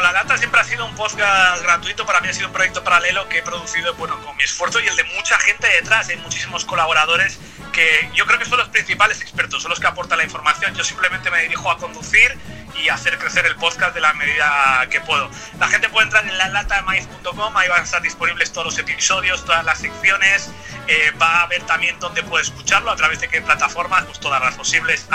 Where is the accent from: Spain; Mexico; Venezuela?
Spain